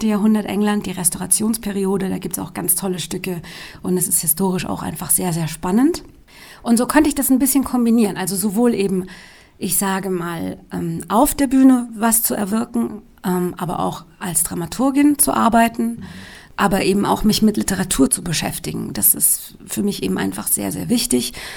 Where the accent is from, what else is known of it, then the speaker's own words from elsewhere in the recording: Darmstadt, Hesse, Germany; ich bin im Rhein-Main-Gebiet aufgewachsen, in Darmstadt